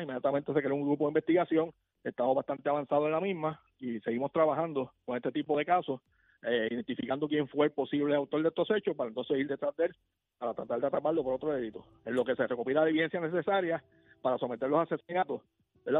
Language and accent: Spanish; Puerto Rico; Nosotros todos vivimos aquí en Puerto Rico